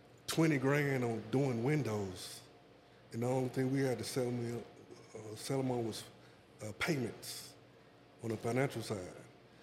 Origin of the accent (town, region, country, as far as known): Asheville, North Carolina, United States; now in Charlotte, United States